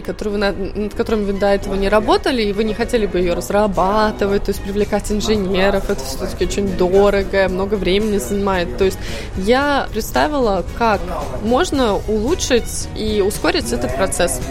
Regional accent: Tallinn, Harju County, Estonia; moved away as an adult; also born or lived in Cambridge, England / Sweden / Berlin, Germany; я сама из Таллина, но я 4 года жила в э, Англии, в Кембридже. После этого год в Швеции

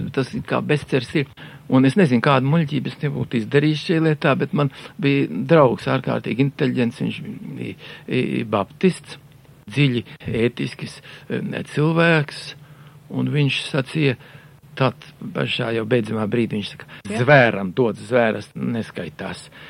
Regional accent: Dzelzava, Madona Municipality, Latvia; moved away; also born or lived in Riga; Tas nekas, ka es piedzimu Rīgā, bet uzaugu un savu apziņu ieguvu tur dzelzavā.

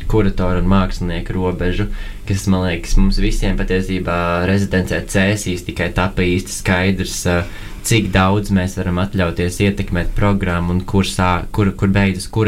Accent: Latvia; Vēl ņemot vērā to, ka mēs esam pieci kuratori no Latvijas un pieci no Norvēģijas

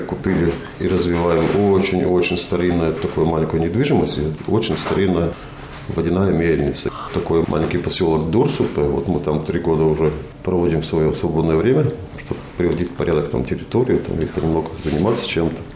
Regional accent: Talsi, Talsi Municipality, Latvia; also born or lived in Roja / Liepāja / Ventspils / Kuldīga; Если говорить про Латвию, это Роя, мое детство, потом Таусы, как бы самое большое время, вот юношеское время все

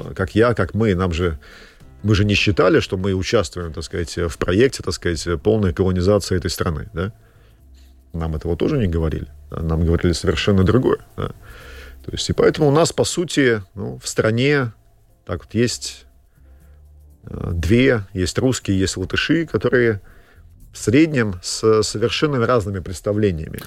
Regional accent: Latvia; я родился в Латвии, а, то есть я воспитывался, как говорили, в школе

